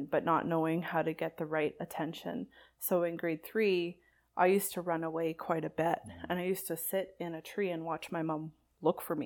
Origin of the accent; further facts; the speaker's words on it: Saskatoon, Saskatchewan, Canada; moved away; So I'm from Saskatoon originally